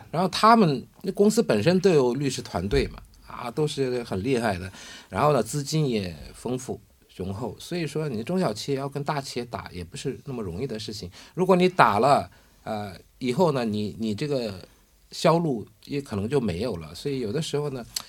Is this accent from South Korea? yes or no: yes; South Korea; 我们韩国人